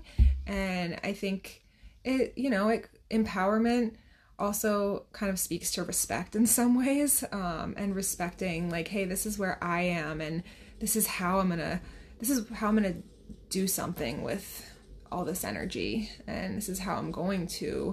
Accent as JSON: {"language": "English", "region": "New Hampshire", "country": "United States", "said": "And I'm from New Hampshire"}